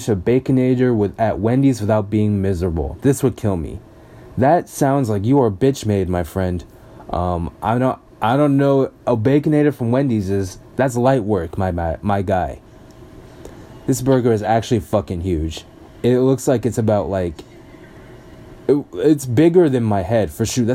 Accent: United States; I'm an American

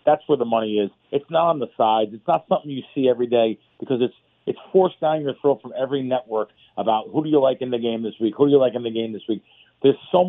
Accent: New York City, New York, United States; When I grew up in the Bronx

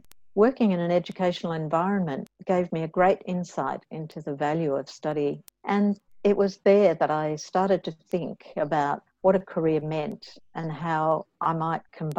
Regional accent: Camperdown, Victoria, Australia; also born or lived in Hawksdale, Victoria / Hampton Park, Victoria / Pakenham, Victoria; I was born in Camperdown, southwest Victoria. My parents were farmers with a 300-acre property in Hawksdale, where we had dairy cattle. When I was 11, my parents sold that property and moved to the southeast of Melbourne

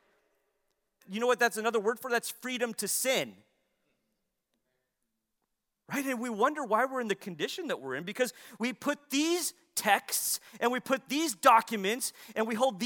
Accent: United States; we hold as Americans

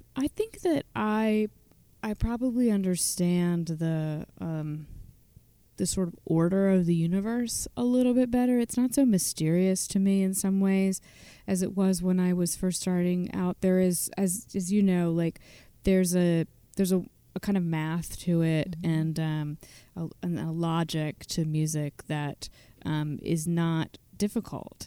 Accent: Virginia, United States; now in Western Massachusetts, United States; I grew up in Virginia, but I've lived in Western Massachusetts for a long time.

